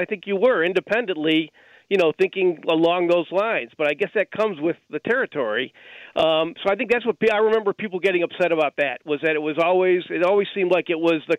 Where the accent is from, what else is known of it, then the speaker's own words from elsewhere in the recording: Chicago, Illinois, United States; I'm a Southside native, yes, and yeah, I grew up on the North Side